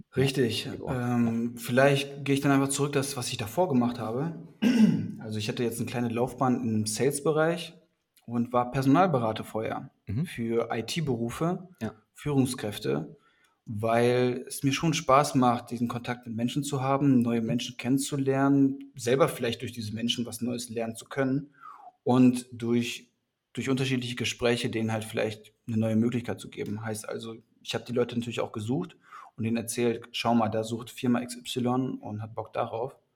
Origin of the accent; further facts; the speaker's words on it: North Rhine-Westphalia, Germany; now in Hamburg, Germany; ich bin eigentlich aus NRW